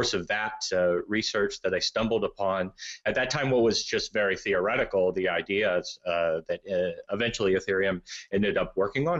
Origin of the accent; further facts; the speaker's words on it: United States; I'm American